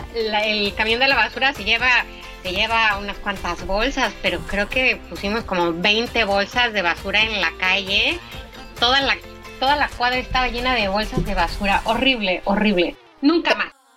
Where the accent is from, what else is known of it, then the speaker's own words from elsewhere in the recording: Mexico; also born or lived in Portugal / Austria / France; now in Germany; también soy mexicana, soy medio mexicana, soy medio austriaca, mi papá es austriaco, mi mamá mexicana